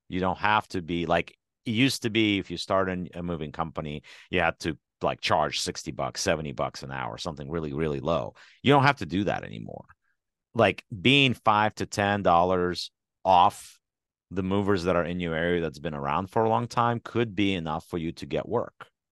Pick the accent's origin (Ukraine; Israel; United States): Ukraine; moved away; my home country, which is Ukraine.